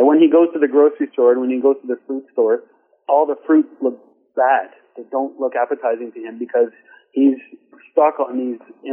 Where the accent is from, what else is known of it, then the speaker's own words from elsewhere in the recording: Lachute, Quebec, Canada; now in Montreal, Canada; I came from Lachute, which is a small town in Quebec, northwestern Quebec.